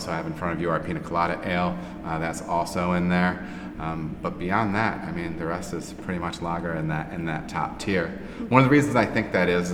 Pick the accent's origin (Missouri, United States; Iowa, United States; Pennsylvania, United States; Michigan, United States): Michigan, United States; north of Grand Rapids; now in Ohio, United States; Born and raised in Michigan